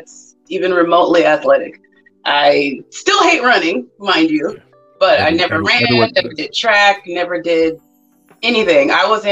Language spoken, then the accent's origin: English; Compton, California, United States; moved away; So I was born in Compton, California, and then I moved